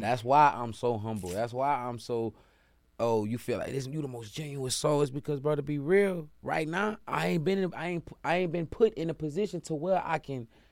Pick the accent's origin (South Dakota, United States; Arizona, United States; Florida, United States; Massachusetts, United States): Florida, United States; Jacksonville; now in Atlanta, United States; for my city, my state, I love Florida, Del 904